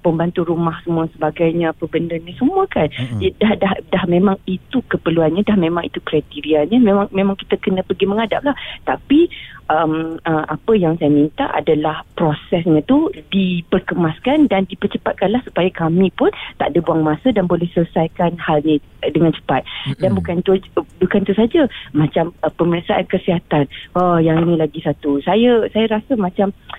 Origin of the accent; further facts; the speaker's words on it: Malaysia; saya orang Malaysia